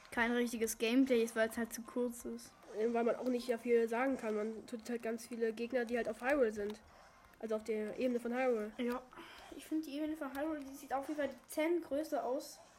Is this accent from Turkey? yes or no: yes; Turkey; Und ich komme aus der Türkei und ich spreche Englisch.